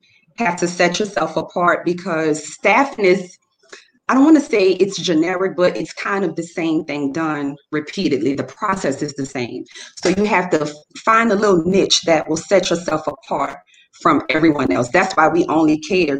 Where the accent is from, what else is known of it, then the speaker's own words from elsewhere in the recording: New Orleans, Louisiana, United States; I'm from New Orleans